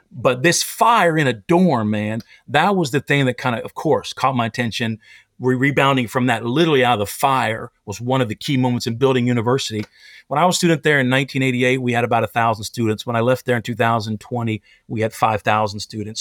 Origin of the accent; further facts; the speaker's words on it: Pennsylvania, United States; moved away; also born or lived in Tennessee; I grew up in Pennsylvania